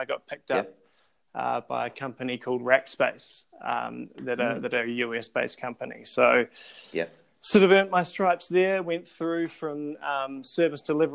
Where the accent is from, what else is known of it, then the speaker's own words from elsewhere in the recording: Christchurch, Canterbury, New Zealand; I'm from Christchurch, New Zealand. I was born and bred there.